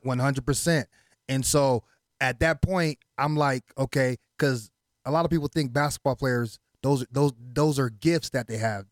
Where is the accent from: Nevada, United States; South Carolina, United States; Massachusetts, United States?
Nevada, United States; Las Vegas; first language Haitian Creole; English is a second language; also born or lived in Miami, Florida / Haiti (ancestry); I came out here to Las Vegas when I was six years old.